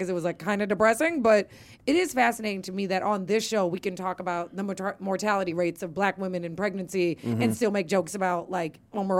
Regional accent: Iowa, United States; I grew up in Iowa

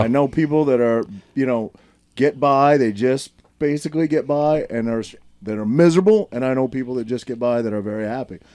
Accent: Maine, United States; Maine, maybe, like my home state

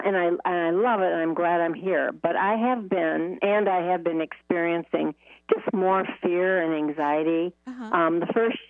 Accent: Michigan, United States; moved away as an adult; I moved here 3 years ago when I was 74, and I came from Michigan, so it was cold there, but this is a level up.

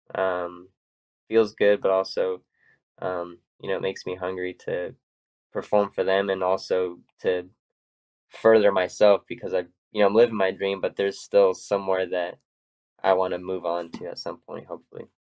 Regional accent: California, United States; growing up in California

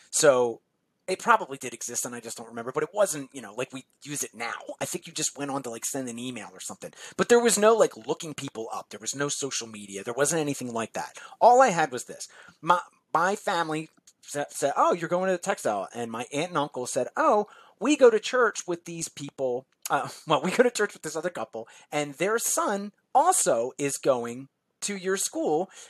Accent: New Jersey, United States; now in Philadelphia, United States; I live in New Jersey now. I grew up in New Jersey. Um, but at this time, I was living in Philly, which is where I lived for almost my entire life.

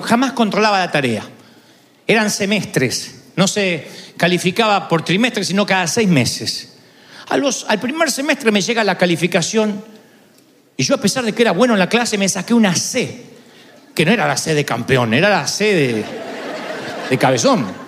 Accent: Argentina; nadie me conoce en mi país

